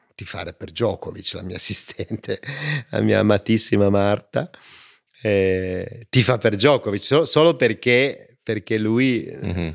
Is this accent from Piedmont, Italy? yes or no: yes; Turin, Piedmont, Italy; io sono di Torino e, e siamo fatti così